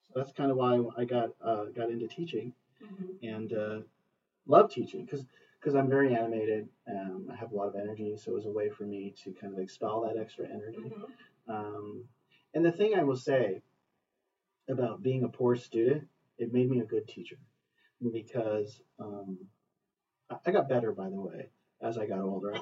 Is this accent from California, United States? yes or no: yes; Hacienda Heights, California, United States; moved away as an adult; also born or lived in Ventura County / Lancaster; I grew up in Hacienda Heights, which is in the San Gabriel Valley on the east side of Los Angeles.